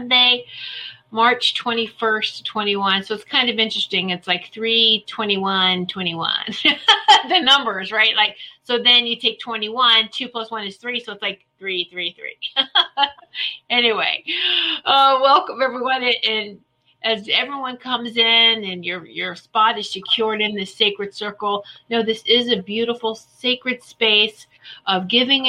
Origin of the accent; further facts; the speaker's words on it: Virginia, United States; Roanoke, Virginia. Woohoo, my home state.